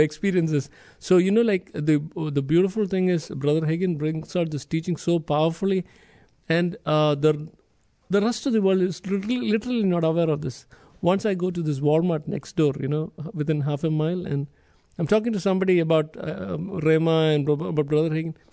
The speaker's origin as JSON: {"language": "English", "country": "India", "moved": "yes", "said": "I'm from India, the other end of the world, literally"}